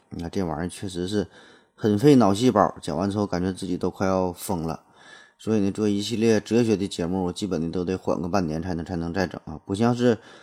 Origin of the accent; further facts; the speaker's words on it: China; 我很荣幸我生在一个厉害国